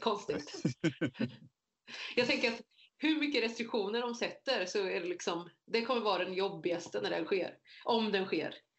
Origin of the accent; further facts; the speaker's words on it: Motala, Östergötland, Sweden; moved away as an adult; also born or lived in Korea; now in Jönköping, Sweden; Jag är så född i Korea, uppvuxen i Motala och inflyttad i Småland